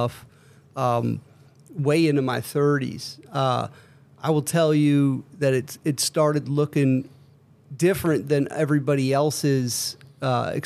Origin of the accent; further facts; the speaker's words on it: United States; I grew up in Montgomery County. I wasn't born here, but I grew up here for, you know, through my kind of formative years